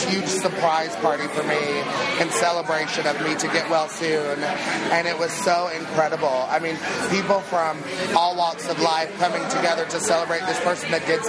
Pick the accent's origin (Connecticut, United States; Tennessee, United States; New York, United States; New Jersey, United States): Tennessee, United States; East; born or raised there